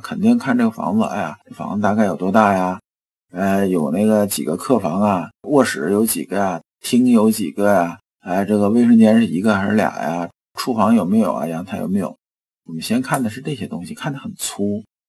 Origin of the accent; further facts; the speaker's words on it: China; 我们中国人